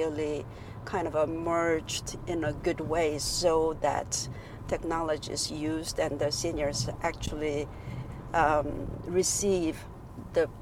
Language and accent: English; South Korea; moved away as an adult; also born or lived in New York / Norway / Singapore; now in Shanghai, China; back in my home country, South Korea